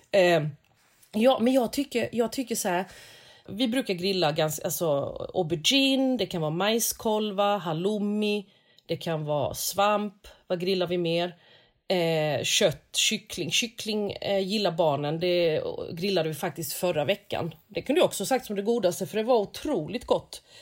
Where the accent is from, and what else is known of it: South Korea; now in Sweden